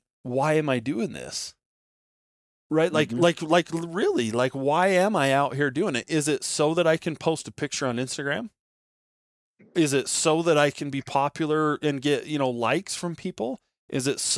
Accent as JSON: {"language": "English", "region": "Nevada", "country": "United States", "tie": "born or raised there", "said": "I grew up in Nevada"}